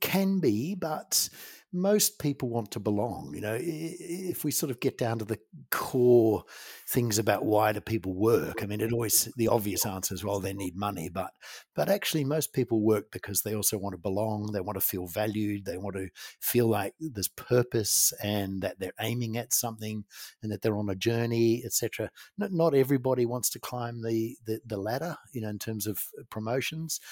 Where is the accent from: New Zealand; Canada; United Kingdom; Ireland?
New Zealand; I grew up in New Zealand, a Kiwi boy. I'm in a farming community.